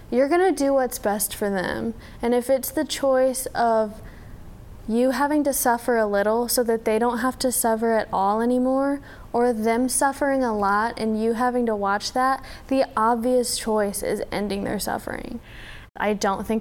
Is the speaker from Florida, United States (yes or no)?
no; Texarkana, Texas, United States; moved away as an adult; now in Valparaiso, United States; I was born in Texarkana in Texas